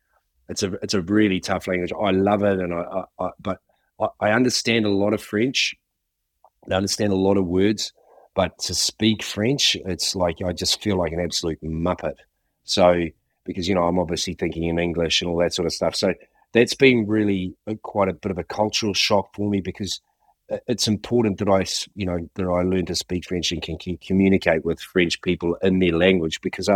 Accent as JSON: {"language": "English", "country": "New Zealand", "tie": "born or raised there", "said": "growing up in New Zealand in the '70s and early '80s"}